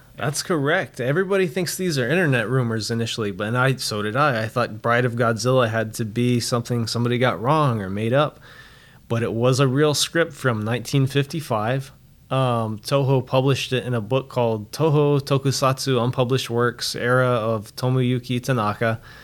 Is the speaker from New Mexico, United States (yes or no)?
yes; Roswell, New Mexico, United States; I'm actually from Roswell, New Mexico